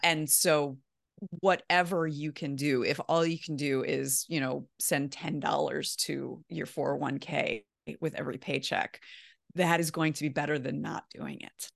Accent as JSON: {"language": "English", "town": "Baltimore", "region": "Maryland", "country": "United States", "also_born_or_lived": "Midwest / Columbus, Ohio", "moved": "as an adult", "said": "I'm from Baltimore originally"}